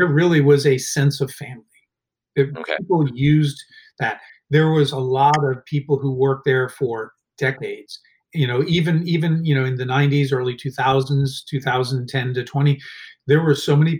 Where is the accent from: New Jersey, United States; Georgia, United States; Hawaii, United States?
Hawaii, United States; Honolulu; born there; interesting fact, I was born in Honolulu, Hawaii, because he was stationed in Hawaii for part of that time.